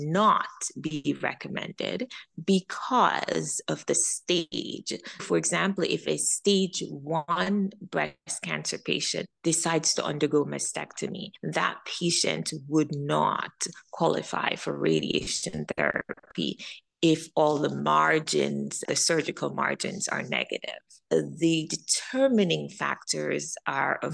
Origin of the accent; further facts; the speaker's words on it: Jamaica; also born or lived in Midwest, United States; now in United States; I'm an immigrant from Jamaica